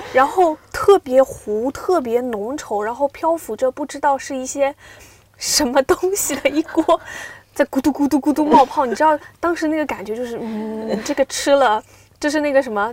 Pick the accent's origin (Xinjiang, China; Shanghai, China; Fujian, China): Fujian, China; Xiamen; now in Beijing, China; 我是一个厦门人